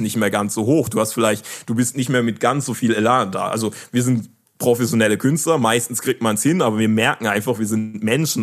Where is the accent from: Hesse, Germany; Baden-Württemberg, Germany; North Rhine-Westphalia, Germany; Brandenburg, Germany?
Baden-Württemberg, Germany; Karlsruhe; also born or lived in West Africa; ich komme ja aus Karlsruhe